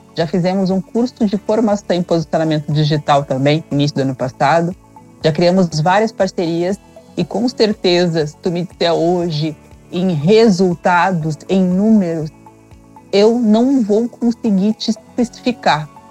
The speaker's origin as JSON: {"language": "Portuguese", "town": "Cachoeira do Sul", "region": "Rio Grande do Sul", "country": "Brazil", "moved": "yes", "lives_now": "Gramado, Brazil", "said": "eu sou do Rio Grande do Sul, sou de Cachoeira do Sul, porém eu tive muitas dificuldades quando eu vim morar aqui em Gramado"}